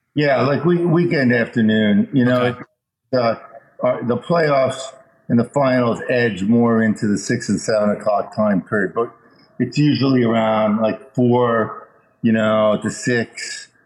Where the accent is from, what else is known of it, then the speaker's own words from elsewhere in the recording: Chicago, Illinois, United States; I was born in Chicago, so I really like the White Sox